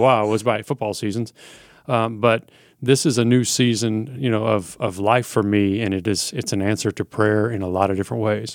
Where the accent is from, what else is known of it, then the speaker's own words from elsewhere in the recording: Little Rock, Arkansas, United States; moved away as an adult; also born or lived in Oklahoma City, Oklahoma / Eugene, Oregon; I grew up in Little Rock, Arkansas